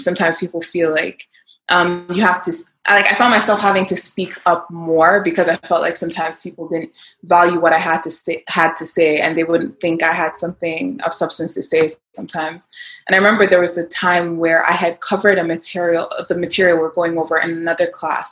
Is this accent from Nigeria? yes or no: yes; Nigeria; moved away as an adult; now in United States; I basically grew up in Nigeria. I lived my whole life in Nigeria, and then I came to the U.S. for college.